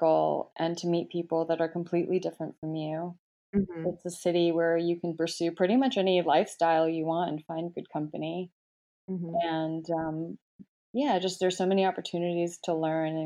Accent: Michigan, United States; moved away as an adult; also born or lived in Atlanta, United States / England / Hong Kong / Shanghai, China; now in New York, United States; I'm actually originally from Michigan. My parents are Korean. And, I was born there, grew up there

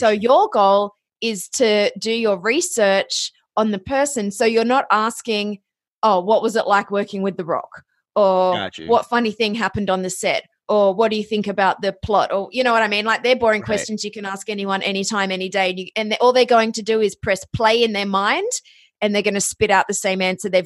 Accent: Australia; accent: Australian; moved away as an adult; also born or lived in Ohio, United States / Los Angeles, United States; my origin story starts in Australia. You might be able to tell from the accent.

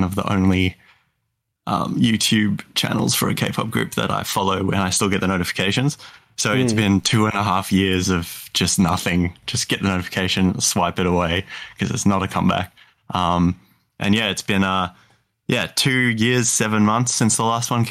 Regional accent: South Africa; now in Australia; I'm South African born

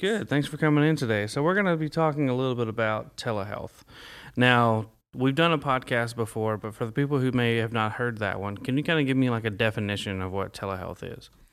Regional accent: Dyersburg, Tennessee, United States; now in Jackson County, United States; I'm from Dyersburg. I live in Jackson County. I'm from Dyersburg

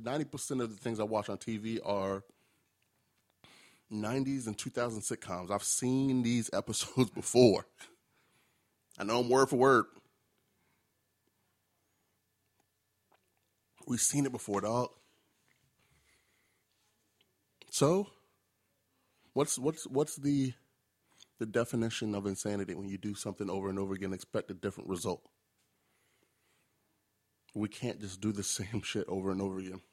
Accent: New York, United States; I'm from New York. We do Kennedy fried chicken

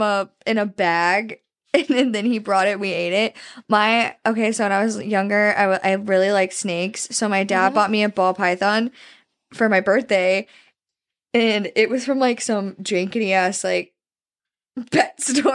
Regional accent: Pennsylvania, United States; I'm from Northwest Pennsylvania.

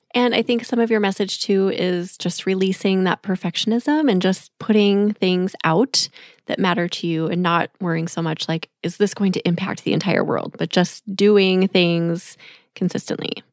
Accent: Minneapolis, Minnesota, United States; in a mansion in Minneapolis, Minnesota, my hometown

